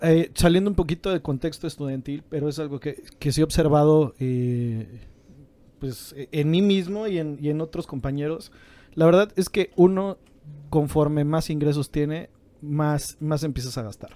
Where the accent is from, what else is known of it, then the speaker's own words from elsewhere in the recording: Mexico; como mexicanos